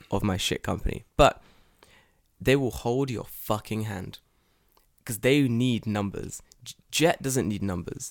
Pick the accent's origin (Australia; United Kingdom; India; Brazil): United Kingdom; Wales; moved away as an adult; now in Japan; I'm Welsh